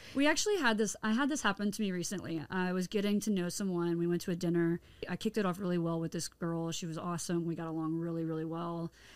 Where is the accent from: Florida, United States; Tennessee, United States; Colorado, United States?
Tennessee, United States; moved away; I'm from Tennessee originally, which is considered the Bible Belt area, the southern states